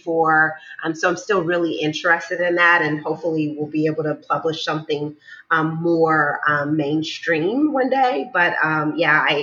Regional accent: Chicago, Illinois, United States; moved away as an adult; also born or lived in New York City; now in Cliffside Park, United States; I grew up in the west suburbs of Chicago, two-family home, very suburban kind of life

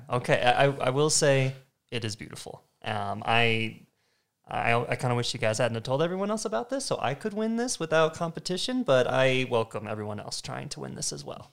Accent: Arizona, United States; moved away as an adult; also born or lived in Idaho; I'm originally from Arizona. I actually went to uh, high school with Dan

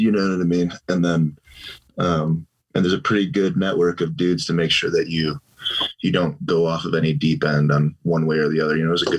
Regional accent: Chicago, Illinois, United States; moved away as an adult; I grew up in Chicago.

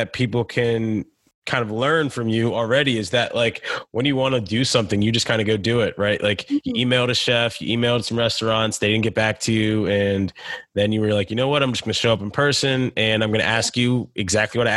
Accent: United States; I grew up in the States

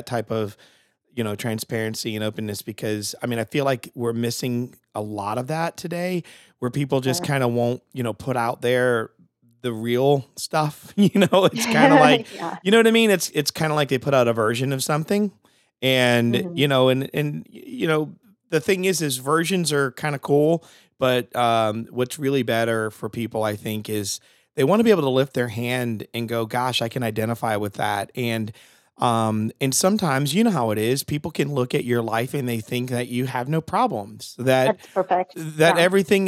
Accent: Connecticut, United States; moved away; I'm originally from Connecticut

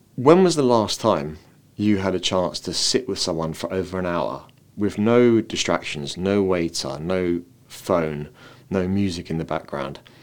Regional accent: London, United Kingdom; now in Dublin, Ireland; I've come from a city. I come from London, and now I live in Dublin.

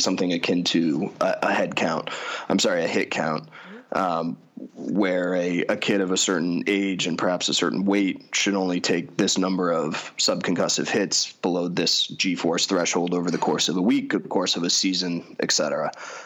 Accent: Colorado, United States; I grew up out in Colorado

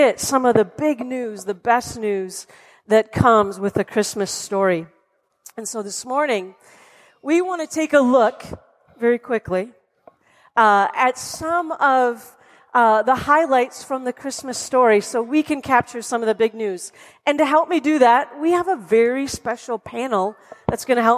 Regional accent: Wisconsin, United States; now in North Carolina, United States; growing up in Wisconsin

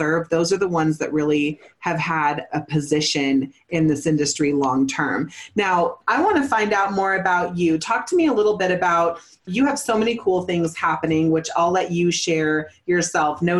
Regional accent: Northern California, United States; moved away as an adult; also born or lived in Santa Cruz, California; now in Colorado, United States; I was born in Santa Cruz, raised in Northern California in Mendocino, Humboldt Hills

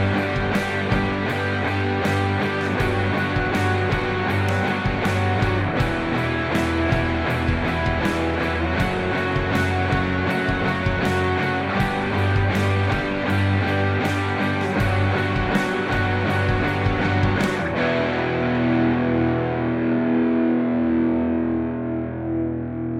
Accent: Liverpool, North West England, United Kingdom; moved away as an adult; now in Sault Ste. Marie, Canada; for those trying to place my accent, I am from England, born and raised in Liverpool

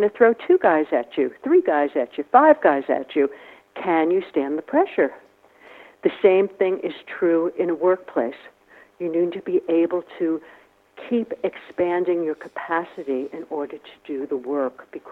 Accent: New York City, New York, United States; I'm from New York City, right, from the Bronx

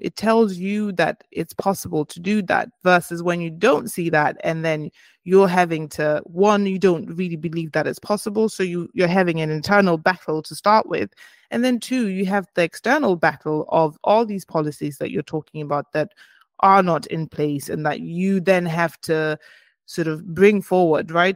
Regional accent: Botswana; I am from Botswana in Africa

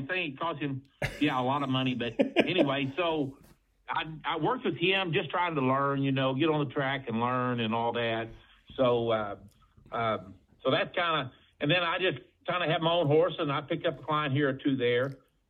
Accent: Hardy, Arkansas, United States; my family was, we're from Hardy, Arkansas, and my dad's a preacher, had a church down there

